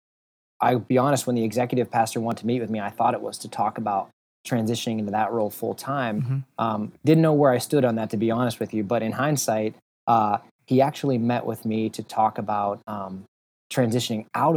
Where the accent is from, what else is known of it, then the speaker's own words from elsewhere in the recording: Sharon, Pennsylvania, United States; moved away as an adult; now in Erie, United States; I'm originally from a little bit south of here, about an hour and a half south in Sharon, Pennsylvania, which is kind of near Pittsburgh